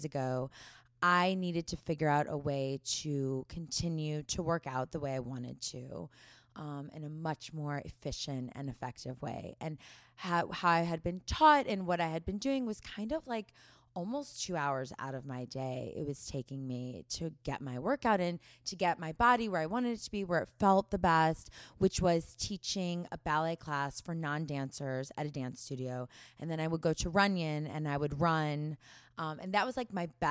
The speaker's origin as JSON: {"language": "English", "town": "St. Louis", "region": "Missouri", "country": "United States", "tie": "born or raised there", "moved": "as an adult", "lives_now": "Los Angeles, United States", "said": "growing up in the Midwest"}